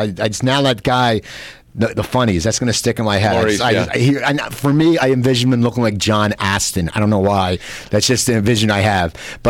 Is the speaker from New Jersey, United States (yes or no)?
yes; Cherry Hill, New Jersey, United States; That's out of my hometown area of Cherry Hill, New Jersey